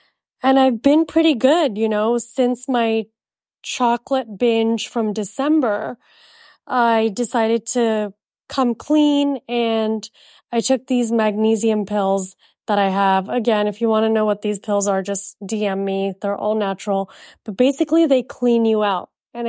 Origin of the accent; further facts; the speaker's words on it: Jakarta, Indonesia; also born or lived in India; now in United States; I was born in India and I was raised in Jakarta, Indonesia, we're very British at home.